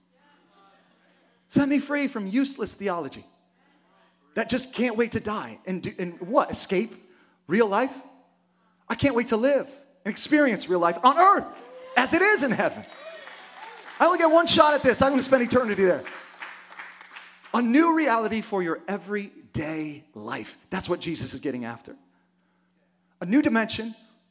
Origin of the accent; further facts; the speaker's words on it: United States; I was born here as a citizen